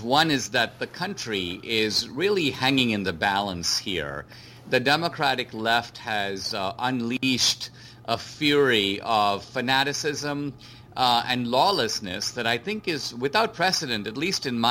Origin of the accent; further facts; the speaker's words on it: India; moved away; I grew up in India under socialism